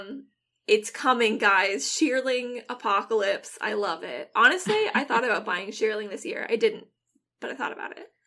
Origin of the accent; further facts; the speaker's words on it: Washington, United States; first language English; I'm from Washington, so, like, I grew up, I had to pump my own gas